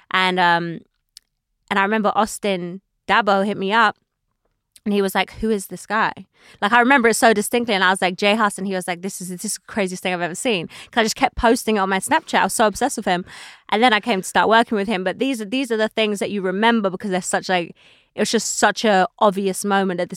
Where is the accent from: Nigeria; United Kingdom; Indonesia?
United Kingdom; now in United States; But now I realize that what makes me valuable in America is actually being British